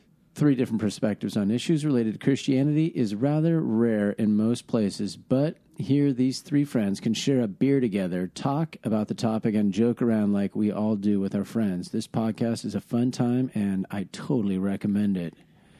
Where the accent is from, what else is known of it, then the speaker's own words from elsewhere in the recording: Texas, United States; I'm from Texas. I need some scripture.